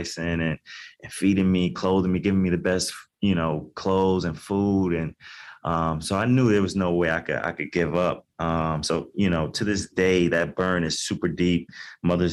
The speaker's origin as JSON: {"language": "English", "town": "New York City", "region": "New York", "country": "United States", "tie": "born or raised there", "said": "I grew up in Queens, New York, to a single mom"}